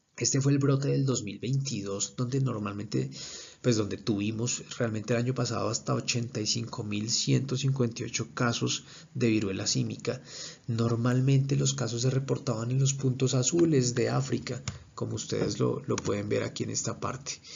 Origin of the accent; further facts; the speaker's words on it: Colombia; soy médico especialista en urología, soy colombiano